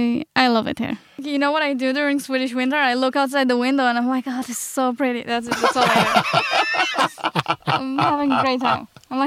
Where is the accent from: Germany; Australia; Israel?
Israel; English is a second language; moved away as an adult; now in Stockholm, Sweden; So I'm from Israel originally.